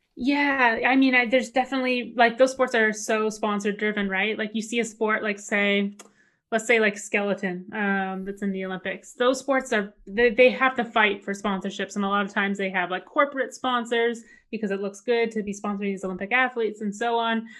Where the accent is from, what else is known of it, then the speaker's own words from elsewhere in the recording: Canada; as a Canadian kid